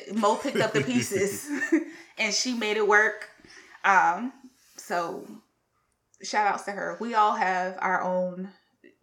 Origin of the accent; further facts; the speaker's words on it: South Carolina, United States; We're all from the South. Yes, we're from South Carolina